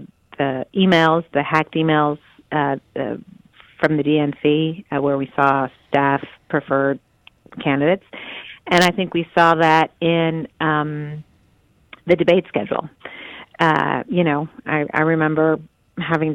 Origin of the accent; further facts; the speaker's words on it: Chicago, Illinois, United States; I'm from Chicago